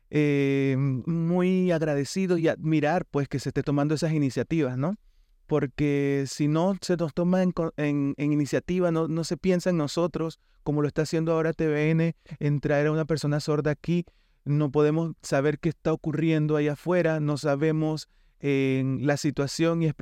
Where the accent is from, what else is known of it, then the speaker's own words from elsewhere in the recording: Panama; Nací en Panamá, soy panameño